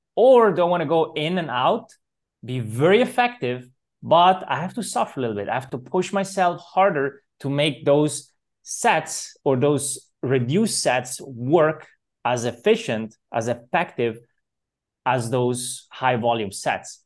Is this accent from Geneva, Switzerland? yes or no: no; Zurich, Switzerland; I was born in Switzerland, so I grew up in Zurich, beautiful Swiss city